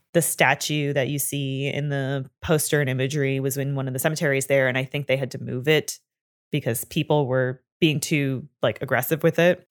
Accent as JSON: {"language": "English", "country": "Canada", "said": "I am from Canada and we grew up learning French"}